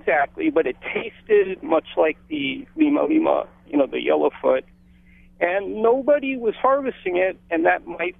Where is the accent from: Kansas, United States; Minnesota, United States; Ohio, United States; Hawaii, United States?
Hawaii, United States; Oahu; now in Hawaii (Big Island), United States; Okay, so I grew up on Oahu.